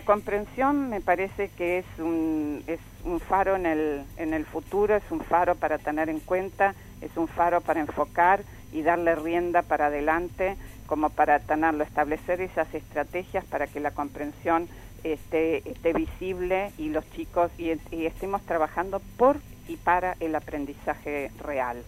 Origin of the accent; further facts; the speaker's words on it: Argentina; a mí como argentina